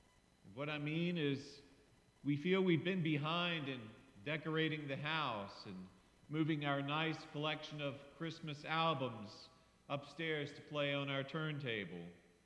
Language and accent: English; Harrisonburg, Virginia, United States; growing up in Harrisonburg in the late 60s, yes, I was alive then